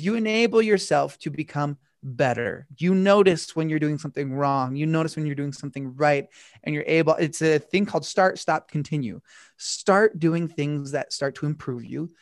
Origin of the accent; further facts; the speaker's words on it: Utah, United States; I'm from Utah, and growing up, I was from a really, really small town.